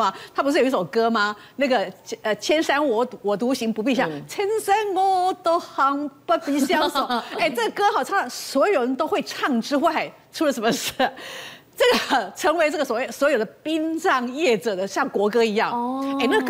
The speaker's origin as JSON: {"language": "Chinese", "country": "Taiwan", "said": "我们台湾人"}